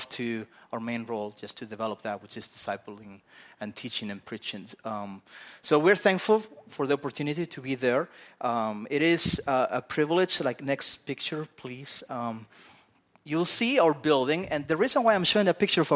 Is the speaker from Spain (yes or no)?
yes; Spain; I'm a Spaniard. I grew up in Spain, as you can tell by this accent that I have.